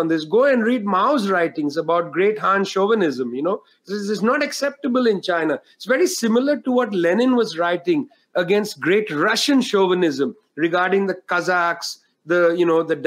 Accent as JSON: {"language": "English", "country": "India", "tie": "born or raised there", "said": "I grew up in India"}